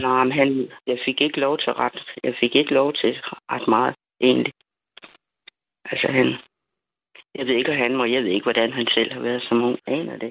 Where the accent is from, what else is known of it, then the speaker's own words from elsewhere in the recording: Funen, Southern Denmark, Denmark; also born or lived in Jutland / United States; jeg er født i Jylland, og så da jeg var 11, så øh, blev jeg, som jeg sagde dengang, deporteret til Fyn